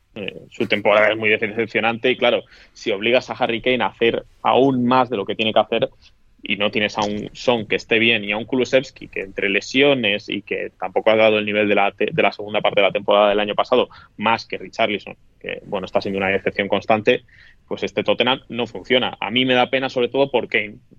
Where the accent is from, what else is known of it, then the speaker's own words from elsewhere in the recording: Toledo, Castilla-La Mancha, Spain; yo no soy manchego, que Toledo no es la mancha